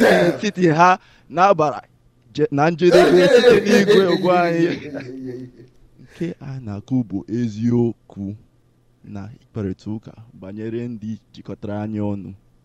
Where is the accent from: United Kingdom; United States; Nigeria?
Nigeria; Port Harcourt, Rivers State; moved away; I grew up in Port Harcourt, you know, and they were speaking Igbo to me as a baby. And then after a while, they saw that I was getting confused, you know, my Igbo and English were just like very, very wonky. So they got scared and then they stopped speaking Igbo to me.